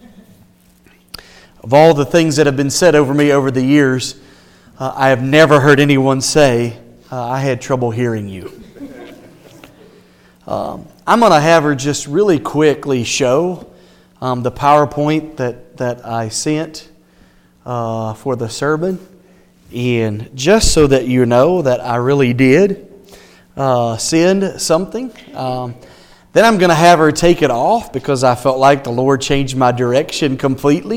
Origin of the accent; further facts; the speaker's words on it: the South, United States; moved away; I'm from the South